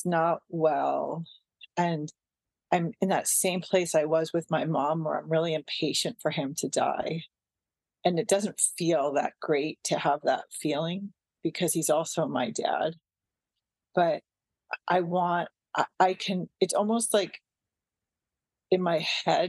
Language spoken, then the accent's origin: English; Westwood, Massachusetts, United States; moved away as an adult; now in Santa Cruz, United States; I came to my hometown, Westwood, Massachusetts, to help my high school gym teacher